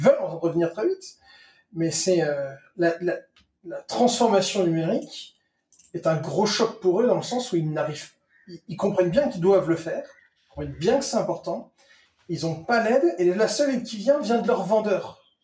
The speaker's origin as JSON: {"language": "French", "country": "France", "moved": "yes", "said": "je suis un Français expatrié"}